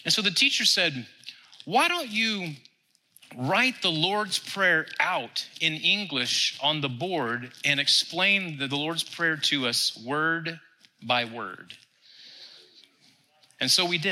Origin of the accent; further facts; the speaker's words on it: Texas, United States; we're from Texas